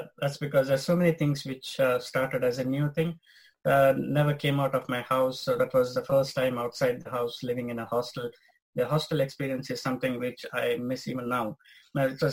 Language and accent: English; Bangalore, Karnataka, India; moved away as an adult; now in United Kingdom; I was born in Bangalore and I lived all my childhood years in Bangalore.